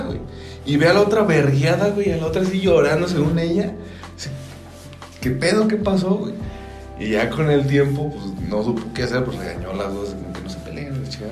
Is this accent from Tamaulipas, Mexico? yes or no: no; Querétaro, Mexico; somos de Querétaro